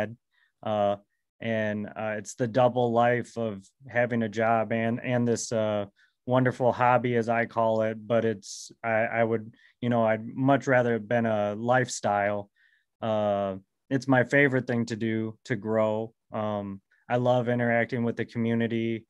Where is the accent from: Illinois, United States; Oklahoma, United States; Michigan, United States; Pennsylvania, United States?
Michigan, United States; I'm from Michigan